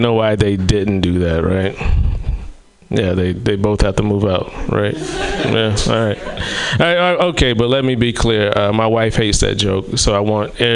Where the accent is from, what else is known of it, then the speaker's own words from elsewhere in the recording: the South, United States; I am from the South